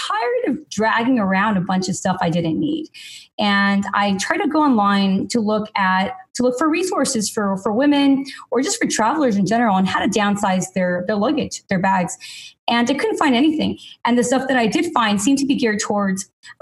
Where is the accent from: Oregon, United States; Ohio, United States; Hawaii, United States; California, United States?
California, United States; Los Angeles; I'm from Los Angeles originally